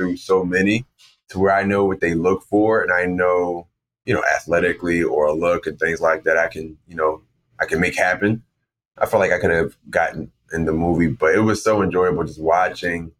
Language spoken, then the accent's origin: English; Philadelphia, Pennsylvania, United States; growing up in North Philly